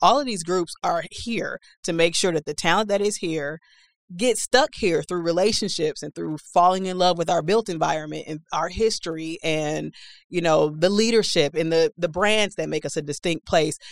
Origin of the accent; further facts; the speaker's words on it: Milwaukee, Wisconsin, United States; moved away as an adult; also born or lived in Tulsa; I'm eighteen, I've never been outside of Milwaukee